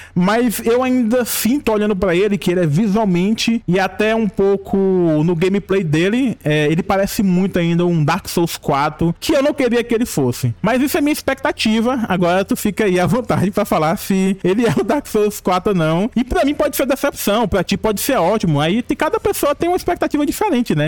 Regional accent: Piauí, Brazil; born or raised there

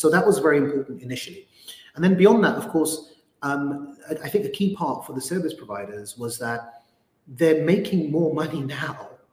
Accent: London, United Kingdom; a British Muslim growing up in London

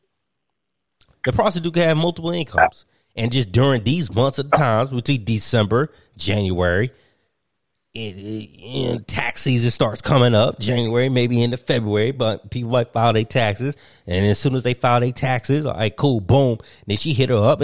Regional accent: Martinsville, Virginia, United States; I grew up in Martinsville, Virginia

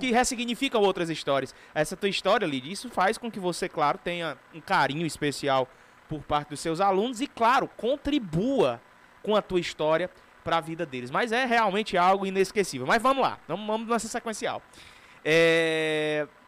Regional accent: Northeast Region, Brazil; eu sou do Nordeste

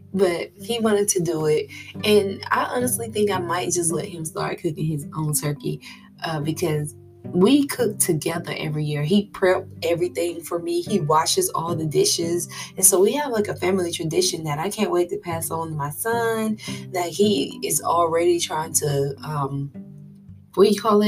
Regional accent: Florida, United States; I'm a girl from Florida

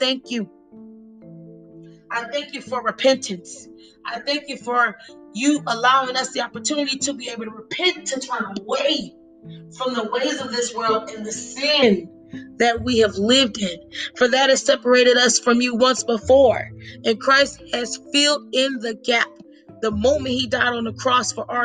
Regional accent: Orlando, Florida, United States; now in Tampa, United States; I was born and raised in Orlando, Florida

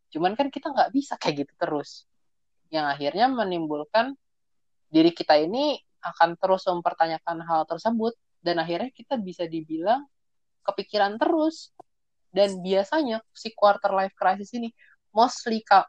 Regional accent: Java, Indonesia; gua orang Jawa juga

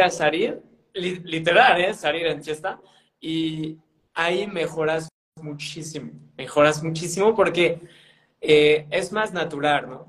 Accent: northern France, France; Spanish is a second language; moved away as an adult; also born or lived in Spain; now in Mexico; allá en mi provincia, eh, que es en el norte de Francia, o sea, casi Inglaterra

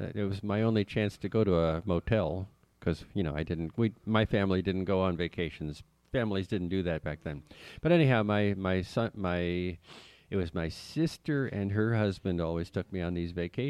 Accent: New York, United States; moved away; I grew up in a liberal state. I grew up in New York.

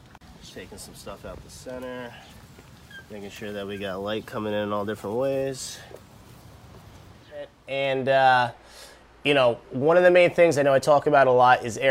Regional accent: Rhode Island, United States; moved away; I'm originally from Rhode Island

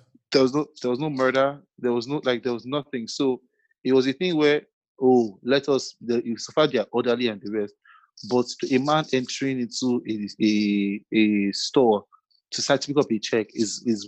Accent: Nigeria; being a Nigerian

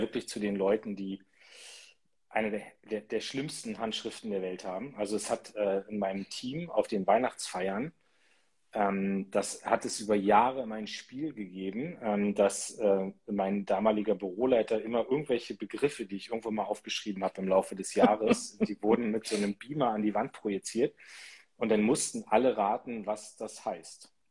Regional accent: Munster, Lower Saxony, Germany; aus meiner Heimatstadt Munster

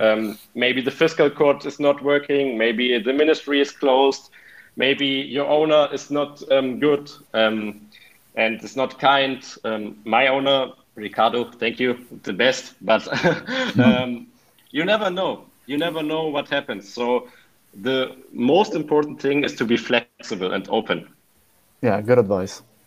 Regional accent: Hanover, Lower Saxony, Germany; English is a second language; moved away as an adult; now in Cagliari, Italy; I'm from Hanover, Germany. It's in the north

